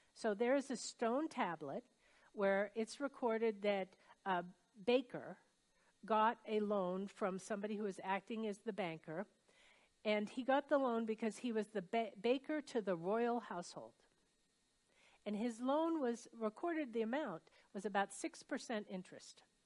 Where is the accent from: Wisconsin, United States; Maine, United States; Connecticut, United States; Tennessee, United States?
Maine, United States; Brunswick; my hometown, which is Brunswick, Maine